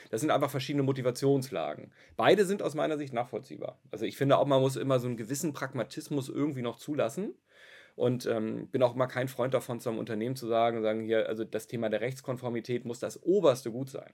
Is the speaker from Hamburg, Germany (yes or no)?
yes; Hamburg, Germany; also born or lived in Kiel; ich bin gebürtiger Hamburger, bin nach mhm. Kiel gezogen, habe da studiert